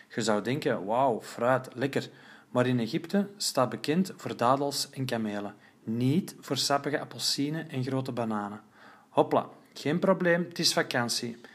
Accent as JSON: {"language": "Dutch", "region": "Flanders", "country": "Belgium", "said": "Als Vlaming van twee meter"}